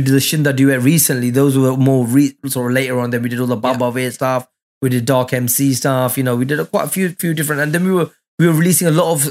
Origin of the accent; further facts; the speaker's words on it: England, United Kingdom; also born or lived in Mullapur, Ludhiana, Punjab, India; I'm from England